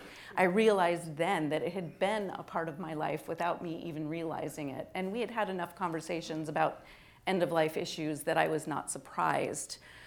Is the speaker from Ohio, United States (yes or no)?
no; Oregon, United States; This is where I have to admit I'm originally from Oregon. So I was actually living there while they were debating their law.